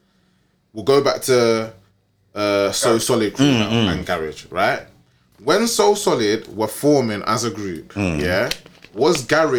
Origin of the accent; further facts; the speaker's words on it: England, United Kingdom; they work out that I'm from England.